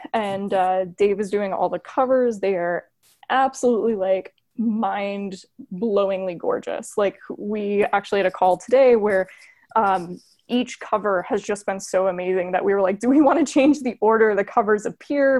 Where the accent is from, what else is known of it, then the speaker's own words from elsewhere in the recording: Florida, United States; now in Buffalo, United States; I'm from Florida